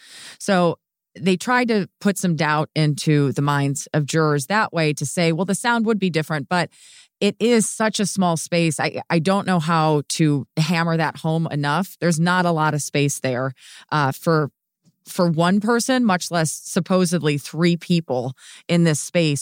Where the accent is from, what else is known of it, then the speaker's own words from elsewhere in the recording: Minnesota, United States; I will say that as a Minnesotan, people are very stoic, right?